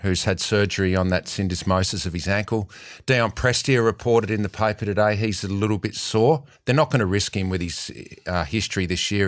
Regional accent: Tasmania, Australia; I am from Tasmania

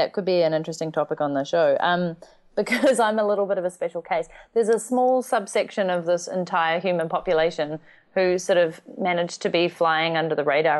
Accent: New Zealand; moved away as an adult; I'm from New Zealand.

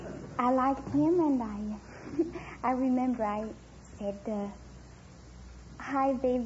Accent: Casablanca, Casablanca-Settat, Morocco; moved away; I was born in Casablanca.

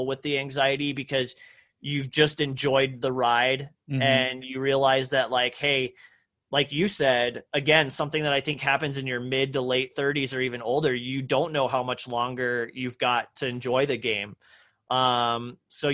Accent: Parker, Texas, United States; I grew up on a horse ranch in Texas, you know, in a very rural town called Parker, you know, about an hour northeast of Dallas

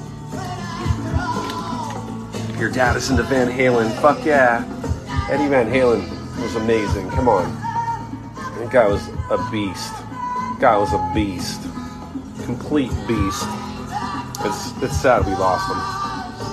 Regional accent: United States; being American

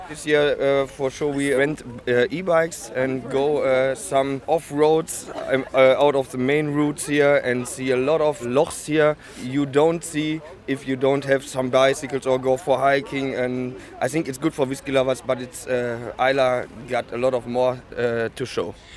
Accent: Ruhr area, North Rhine-Westphalia, Germany; I come from the Ruhr area near Cologne in Germany.

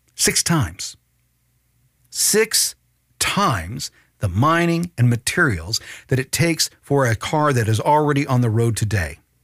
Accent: United States; I'm an American citizen

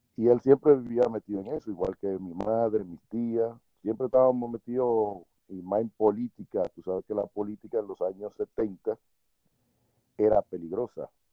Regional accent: Santo Domingo, Distrito Nacional, Dominican Republic; born or raised there; also born or lived in Puerto Plata

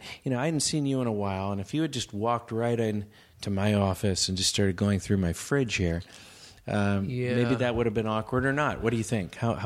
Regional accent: Bay Area, California, United States; and we're all from the Bay Area

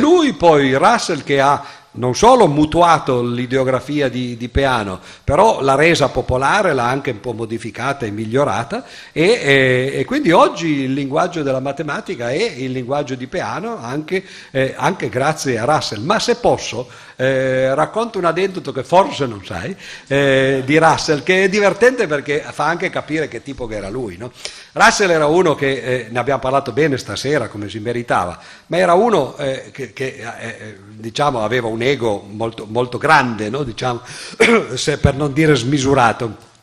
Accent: Cuneo, Piedmont, Italy; nella città dove sono nato io, a Cuneo

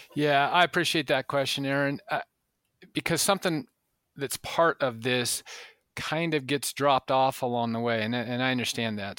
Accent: the West, United States; growing up in the West

